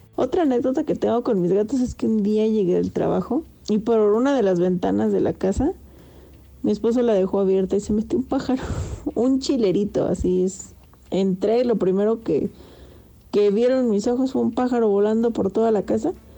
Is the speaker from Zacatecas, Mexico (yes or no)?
yes; Zacatecas, Mexico; soy de Zacatecas